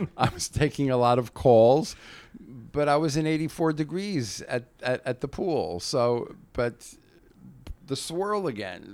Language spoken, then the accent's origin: English; New Jersey, United States; I grew up in Jersey, about forty-five minutes from Manhattan